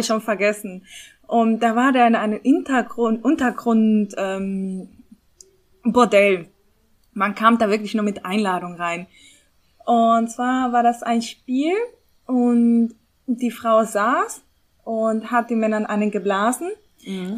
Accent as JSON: {"language": "German", "town": "Bonn", "region": "North Rhine-Westphalia", "country": "Germany", "moved": "yes", "lives_now": "Mannheim, Germany", "said": "Ich bin Bonnerin"}